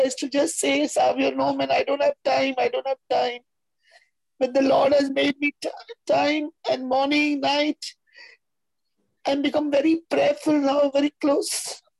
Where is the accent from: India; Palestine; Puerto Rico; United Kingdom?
India; Mumbai, Maharashtra; I'm from Mulund, Bombay.